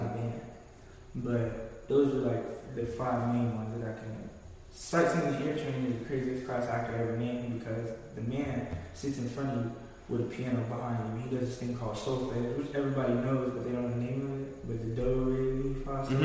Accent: Florida, United States; my hometown, which is Florida

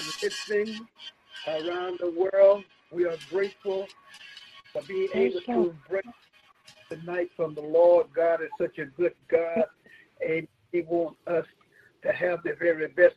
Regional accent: Miami, Florida, United States; We are from Miami, Florida.

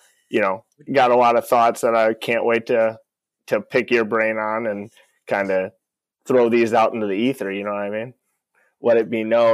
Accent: Northwest Ohio, United States; I'm from Northwest Ohio.

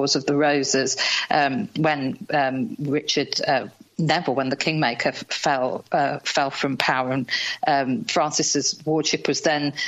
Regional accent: Yorkshire and the Humber, United Kingdom; I'm a Yorkshire girl

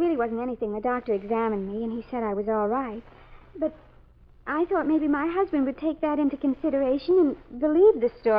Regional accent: Baltimore, Maryland, United States; Well, you see, I came from Baltimore. I met him there. That's where he went to school.

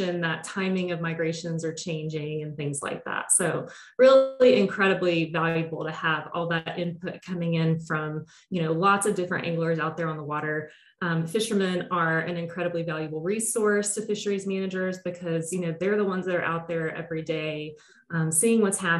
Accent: near Tallahassee, Big Bend region of Florida, United States; now in Rhode Island, United States; I grew up in the Big Bend region of Florida, so sort of near Tallahassee in North Florida

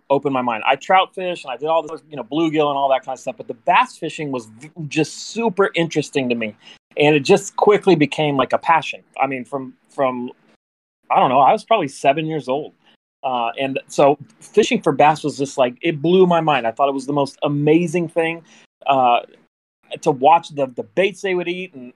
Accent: Northern California, United States; also born or lived in Elk Grove, California; grew up in Cali. I was born in Northern California

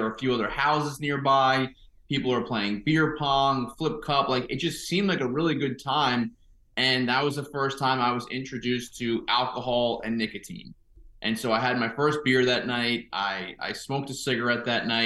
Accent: Suffern, New York, United States; also born or lived in California; I grew up in Rockland County, New York, in Suffern, which is like 30 minutes north of New York City

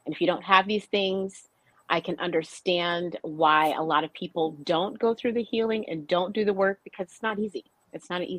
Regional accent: North Dakota, United States; I grew up in an Air Force family, and, and I grew up in North Dakota uh, most of my childhood and in, in, high school years.

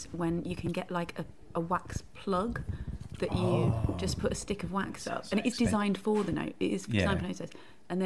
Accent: Syston, East Midlands, United Kingdom; I grew up in Leicester, in just outside the town, a little place called Syston, home of the pucker pie.

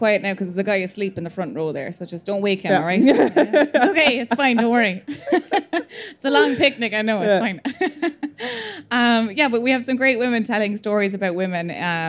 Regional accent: Leinster, Ireland; accent: Midlands; Is anyone, like, appalled by the Midlands accents? Like, I'm from this area, and I'm very conscious of it.

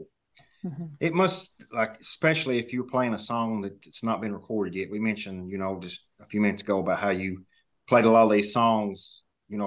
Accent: Kentucky, United States; I'm from Kentucky.

